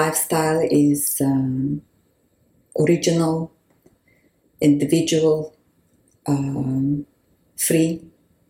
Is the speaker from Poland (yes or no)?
no; Uzbekistan; moved away; also born or lived in Israel / Holon; I was born in Uzbekistan